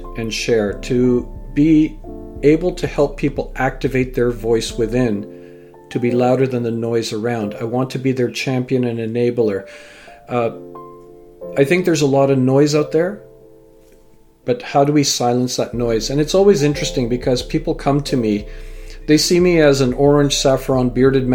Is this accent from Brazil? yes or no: no; United Kingdom; now in Canada; my own identity as a British-born Canadian and parents from Fiji and grandparents from India